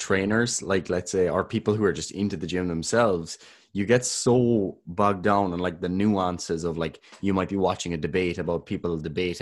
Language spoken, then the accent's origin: English; Ireland; We're both Irish.